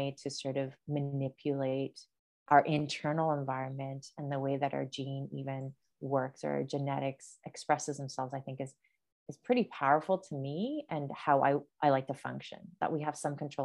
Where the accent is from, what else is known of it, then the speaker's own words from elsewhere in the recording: Asunción, Paraguay; moved away; also born or lived in Brazil; grew up in South America. So I was born in Brazil, but lived in Paraguay for 9 years. But the location where we lived in Asunción, and it's like the capital city of Paraguay